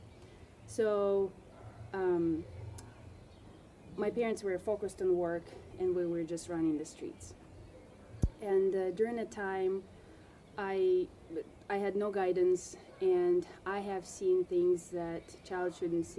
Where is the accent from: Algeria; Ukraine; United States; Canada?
Ukraine; also born or lived in Russia; When I was 8 years old, we moved to Ukraine